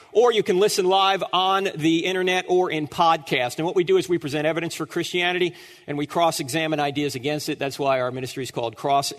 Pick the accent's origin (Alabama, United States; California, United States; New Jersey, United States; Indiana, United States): New Jersey, United States; moved away; I'm originally from New Jersey